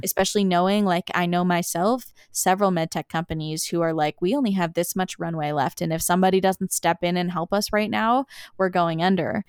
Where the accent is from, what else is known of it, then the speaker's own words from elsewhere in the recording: Summerside, Prince Edward Island, Canada; moved away as an adult; also born or lived in Antigonish, Nova Scotia / St. John's, Newfoundland; I grew up in Summerside, Prince Edward Island